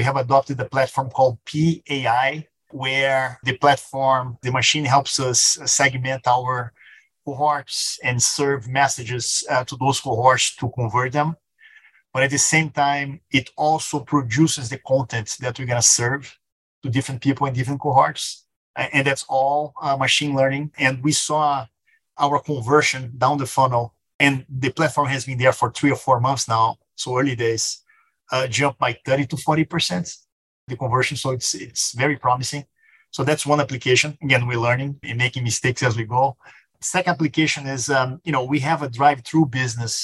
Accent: Rio de Janeiro, Brazil; English is a second language; moved away as an adult; now in United States; I'm from Brazil, born and raised, born in Rio.

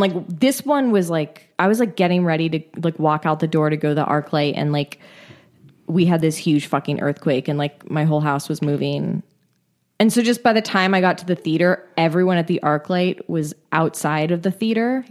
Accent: California, United States; I'm from California.

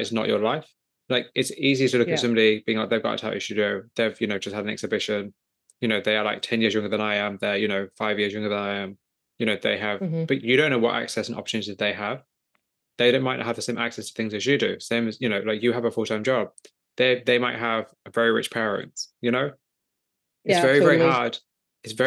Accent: England, United Kingdom; I'm just some guy from England

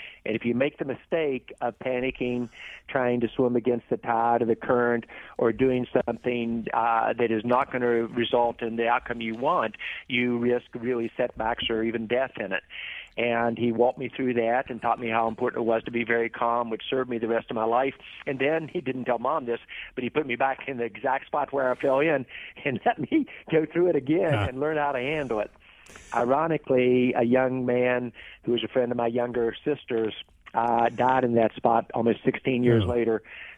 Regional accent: Charleston, West Virginia, United States; and then I was raised in Charleston, West Virginia.

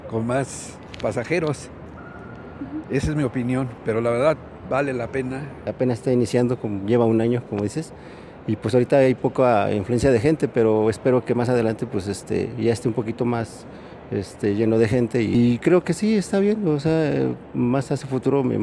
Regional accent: Tultepec, State of Mexico, Mexico; yo vengo de Tulte, te digo, me, rápido llego.

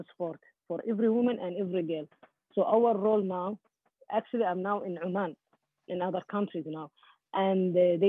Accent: Qatar; we are from Gulf also, especially in Qatar

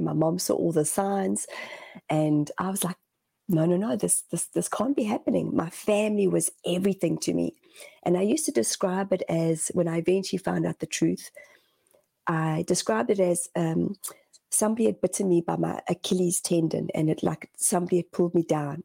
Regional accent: South Africa; moved away as an adult; also born or lived in Zimbabwe; now in New Zealand; my parents left Zimbabwe, and my dad was a Rhodesian soldier. Uh, and my parents were young when they had my oldest brother and myself, and we decided to leave to go to South Africa

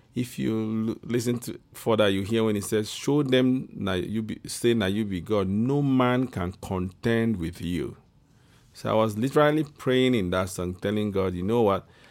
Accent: Igbo, Igboland, Nigeria; I'm from the Igbo tribe in West Africa, Nigeria.

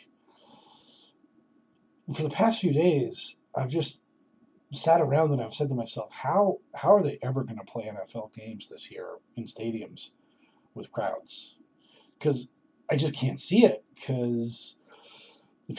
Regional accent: Boston, Massachusetts, United States; I'm from Boston

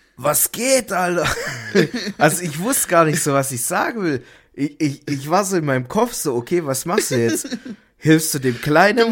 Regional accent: Stuttgart, Baden-Württemberg, Germany; bei uns in Stuttgart

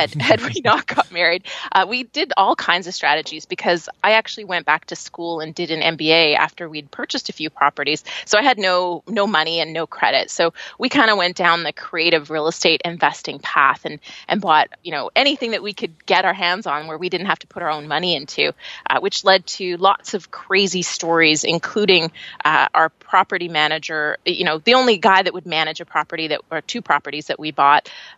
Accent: Canada; accent: Canadian; I'm Canadian, so you'll probably hear it when I say words like process and progress. Then you'll go, oh yeah, she's a Canadian.

